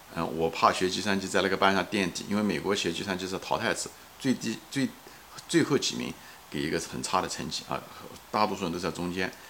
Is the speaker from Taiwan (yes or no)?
no; China; now in United States; 我很骄傲、很幸运做了个中国人